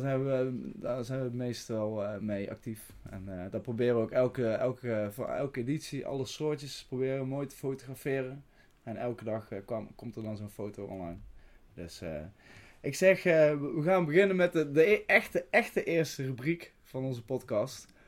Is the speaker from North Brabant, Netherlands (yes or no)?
yes; Veldhoven, North Brabant, Netherlands; moved away as an adult; now in Tilburg, Netherlands; Ik kom uit Veldhoven, geboren in Veldhoven. Ik woon nu woonachtig in eh, Tilburg